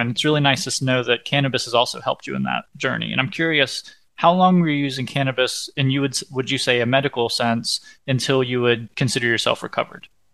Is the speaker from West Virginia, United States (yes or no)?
yes; West Virginia, United States; I'm from West Virginia